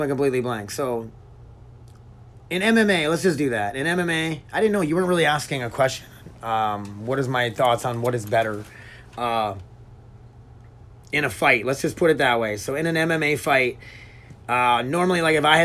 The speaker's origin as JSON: {"language": "English", "town": "Milbank", "country": "United States", "tie": "born or raised there", "said": "growing up in Milbank"}